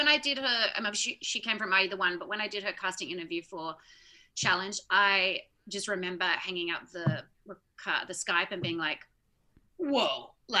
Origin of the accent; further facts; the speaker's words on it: Australia; I'm Australian, like, I'm a good swimmer.